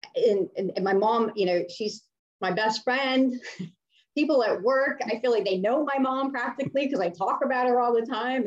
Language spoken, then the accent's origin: English; Miami, Florida, United States; I originally grew up in Miami